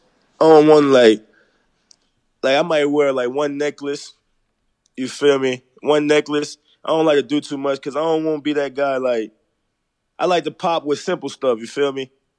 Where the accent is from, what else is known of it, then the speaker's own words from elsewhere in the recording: New Orleans, Louisiana, United States; I'm from the Sixth Ward.